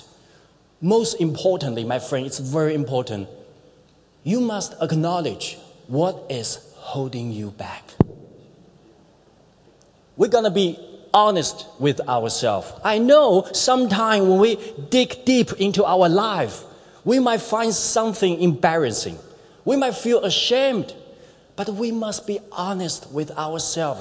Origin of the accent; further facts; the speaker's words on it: China; moved away as an adult; now in New Zealand; growing up in China's economy booming years